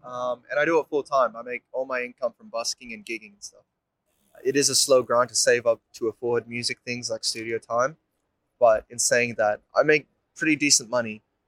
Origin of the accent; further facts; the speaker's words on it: Indonesia; now in Melbourne, Australia; I'm 25 years old, I'm from Indonesia. And I'm a singer-songwriter based in Melbourne now.